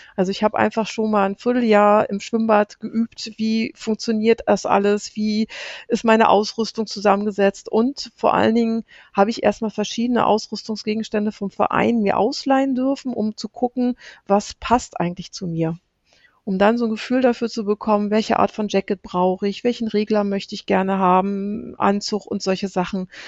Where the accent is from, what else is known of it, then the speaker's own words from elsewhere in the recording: Brandenburg, Germany; ich komme aus Brandenburg